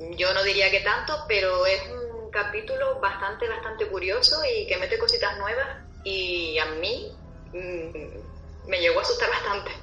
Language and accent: Spanish; Canary Islands, Spain; accent: Canarian; mi acento canario